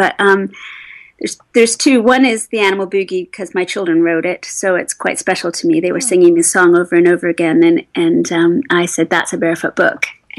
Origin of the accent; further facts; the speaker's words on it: England, United Kingdom; now in United States; initially when I came into the States from England, that was a big move to be on two sides of the Atlantic